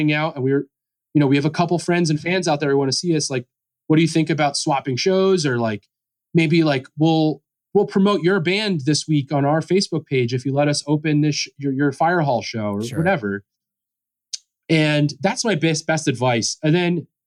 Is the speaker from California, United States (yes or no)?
no; Pennsylvania, United States; I'm from Pennsylvania